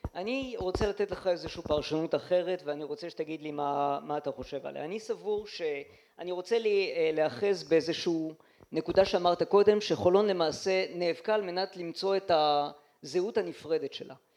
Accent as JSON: {"language": "Hebrew", "town": "Holon", "region": "Tel Aviv District", "country": "Israel", "tie": "born or raised there", "also_born_or_lived": "Lyon, France", "said": "אני גדלתי במשך כל השנים עד בחולון"}